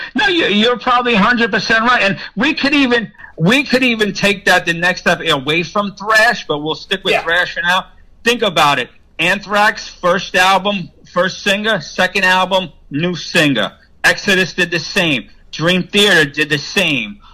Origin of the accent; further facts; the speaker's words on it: New York area, United States; growing up in the New York area for me, listening to a Jersey radio station called WSOU